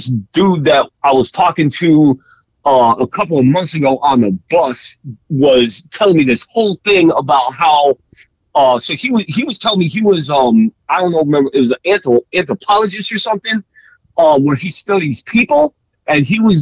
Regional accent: Florida, United States; I grew up in Florida

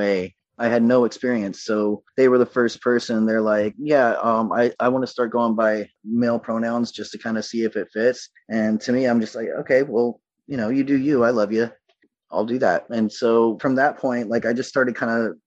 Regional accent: the South, United States; I was raised in the South in the late 80s, early 90s.

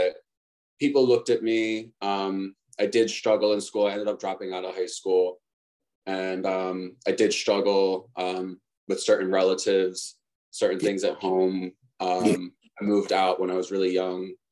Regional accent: right outside of Philly, Pennsylvania, United States; I grew up right outside of Philly too

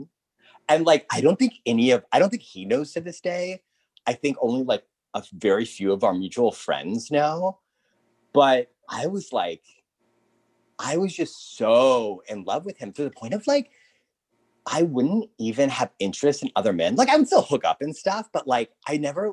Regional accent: Texas, United States; I grew up in Texas

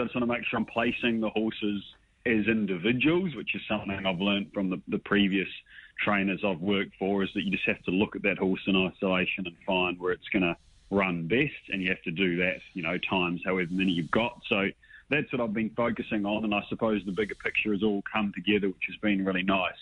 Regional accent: New Zealand; moved away as an adult; now in Sydney, Australia; I'm a Kiwi

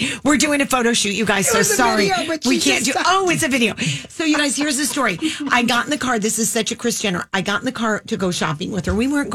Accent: Detroit, Michigan, United States; I'm from Michigan

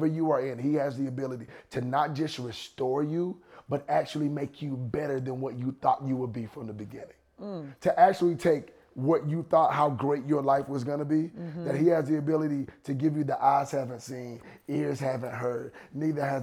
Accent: Raeford, North Carolina, United States; moved away; I'm from Rayford. I'm from the Caution Light. I'm from the little city.

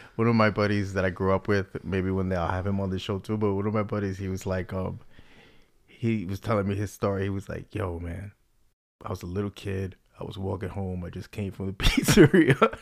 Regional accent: New York City, New York, United States; growing up in the Bronx

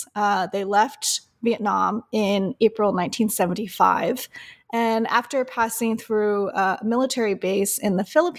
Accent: Oceanside, California, United States; So I am a second generation Vietnamese Filipina. I grew up in Oceanside, Southern California, on the traditional homelands of the Luseno, Juanero, and Kumeyaay peoples, and actually right next to Camp Pendleton

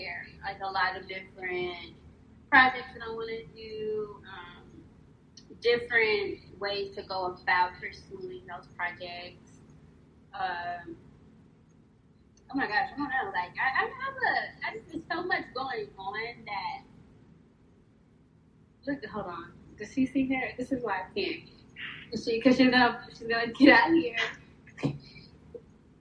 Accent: Louisiana, United States; now in Houston, United States; I'm from Louisiana, so we're Creole

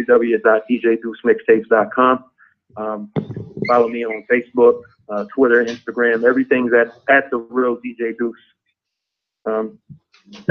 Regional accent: York, Pennsylvania, United States; I'm from York, Pennsylvania. We're about like 45 minutes from Baltimore

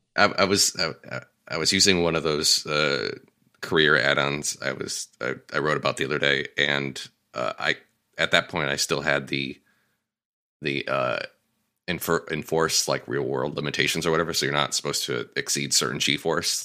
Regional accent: Connecticut, United States; moved away as an adult; now in Los Angeles, United States; I moved away from Connecticut after college

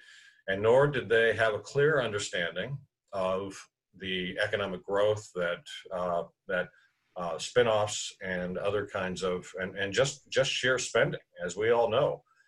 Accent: Tucson, Arizona, United States; In Southern Arizona, in Tucson's my hometown, as you know, and I worked for the University of Arizona there for 11 years

